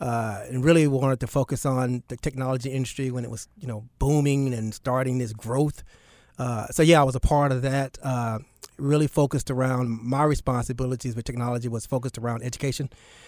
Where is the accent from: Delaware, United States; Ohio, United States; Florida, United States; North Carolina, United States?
North Carolina, United States; Charlotte; also born or lived in Newark; So most people think I was born and raised in Charlotte. My dad was in the Navy. I was born in Newark, New Jersey. But as soon as I was born, I moved back to Charlotte.